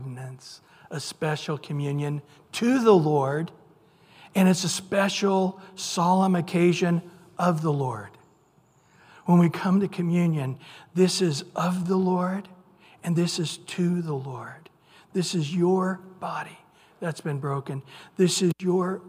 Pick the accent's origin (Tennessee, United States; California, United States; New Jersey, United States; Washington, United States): California, United States; Central; I grew up in Central California.